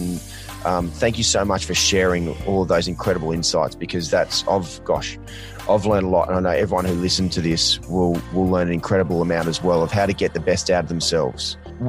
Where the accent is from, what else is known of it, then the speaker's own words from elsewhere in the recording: Australia; growing up in Australia